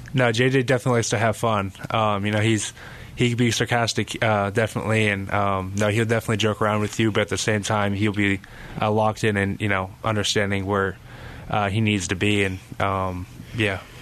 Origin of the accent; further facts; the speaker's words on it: Carlsbad, California, United States; moved away; I'm very blessed to, uh, to be from Carlsbad.